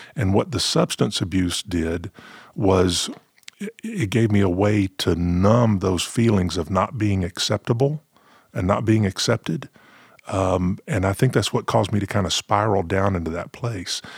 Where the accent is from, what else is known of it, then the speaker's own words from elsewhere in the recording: the South, United States; growing up in the South, you know, we had our, we had our gospel quartets